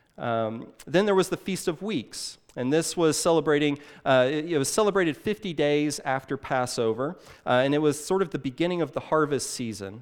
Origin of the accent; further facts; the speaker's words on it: Illinois, United States; now in Saint Louis, United States; I grew up in Illinois, uh, just a couple of, a couple of hours across the river, uh, just, uh, east on sixty-four